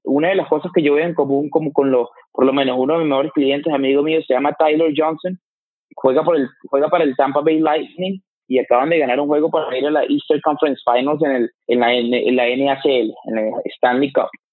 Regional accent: Venezuela; moved away as an adult; now in United States; tú y yo venimos de Venezuela y los dos estamos aquí en Estados Unidos

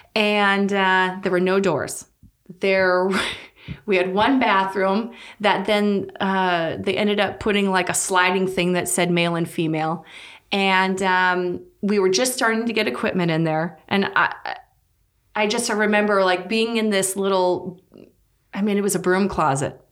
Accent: North Dakota, United States; moved away as an adult; also born or lived in Saint Augustine, Florida; born and raised in North Dakota.

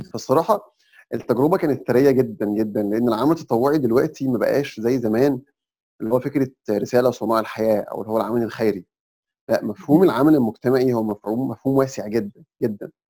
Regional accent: Egypt; احنا كمصريين

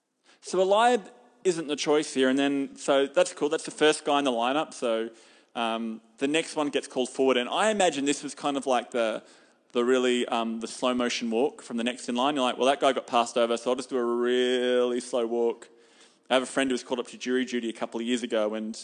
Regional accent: Hamilton, Waikato, New Zealand; And I'm from Hamilton. I don't live here.

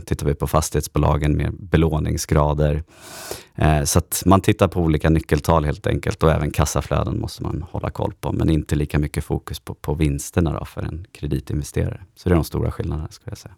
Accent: Stockholm, Stockholm County, Sweden; also born or lived in Örebro; född och uppvuxen här i Stockholm

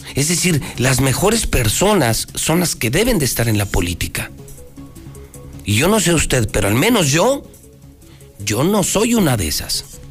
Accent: Aguascalientes, Mexico; yo sí soy hidrocálido. Yo sí nací aquí.

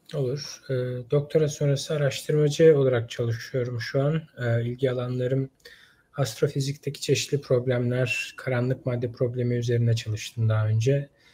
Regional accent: Istanbul, Turkey; moved away as an adult; also born or lived in Ankara; Yani ben doğma büyüme İstanbul'duydum.

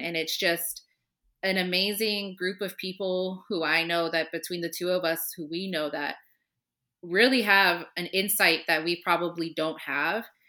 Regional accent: Southern California near Riverside, United States; moved away as an adult; now in Chicago, United States; I grew up in Southern California near Riverside

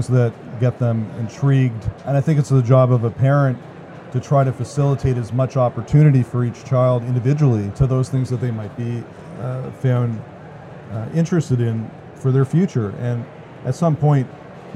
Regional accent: Canada; as a Canadian

